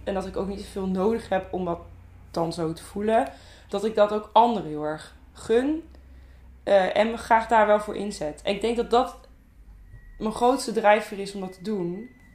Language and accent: Dutch; Zeeland, Netherlands; now in Ede, Netherlands; ik ben echt een verschrikkelijk Zeeuws meisje eigenlijk. Want ik wil altijd zeggen dat ik uit Zeeland kom